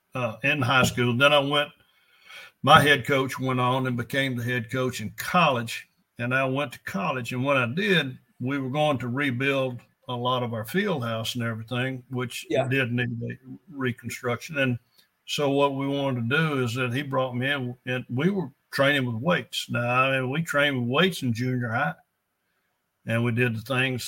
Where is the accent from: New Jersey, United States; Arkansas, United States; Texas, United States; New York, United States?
Arkansas, United States; El Dorado; I was raised in El Dorado.